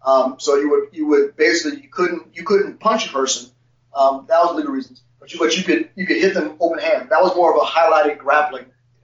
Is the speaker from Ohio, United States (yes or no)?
yes; Ohio, United States; also born or lived in Cincinnati / Nashville; I'm from Ohio originally.